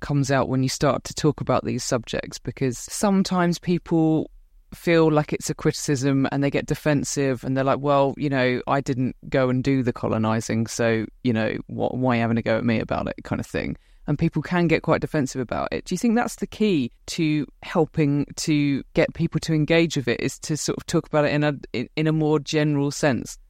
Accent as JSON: {"language": "English", "country": "United Kingdom", "said": "I'm white British. But then, well, my grandma was Welsh, my grandpa was Scottish"}